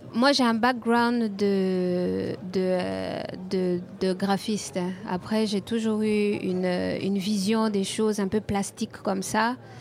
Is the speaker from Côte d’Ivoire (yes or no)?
yes; Côte d’Ivoire; quand je sors de chez moi en Côte d'Ivoire